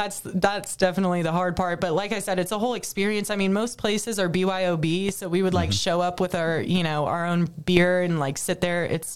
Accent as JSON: {"language": "English", "town": "San Diego", "region": "California", "country": "United States", "tie": "born or raised there", "also_born_or_lived": "Beaumont, Texas", "moved": "as an adult", "lives_now": "Charleston, United States", "said": "growing up in San Diego where nothing ever happens and it's 75 and sunny every day."}